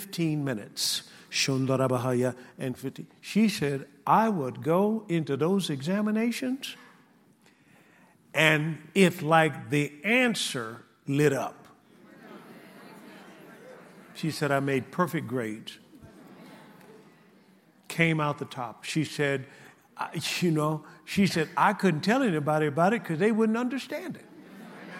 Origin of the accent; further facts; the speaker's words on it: Tuskegee, Alabama, United States; moved away; I was brought up in Tuskegee, Alabama